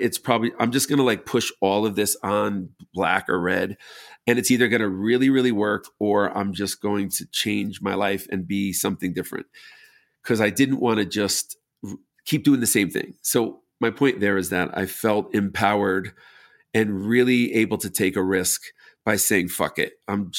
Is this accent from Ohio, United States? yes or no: no; New York, United States; moved away; growing up in New York, I loved just repurposed old buildings.